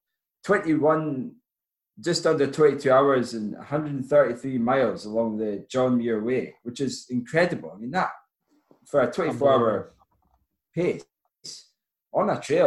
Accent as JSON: {"language": "English", "town": "Forres", "region": "Scotland", "country": "United Kingdom", "tie": "born or raised there", "said": "my hometown of Forest Tom"}